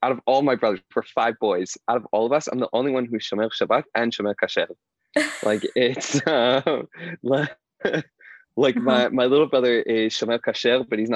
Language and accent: English; Indianapolis, Indiana, United States; moved away; also born or lived in Pittsburgh / Israel; I grew up in Indianapolis, Indiana, in America